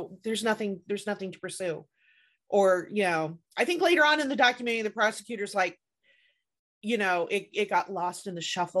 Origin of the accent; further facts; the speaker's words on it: Indiana, United States; we're from Indiana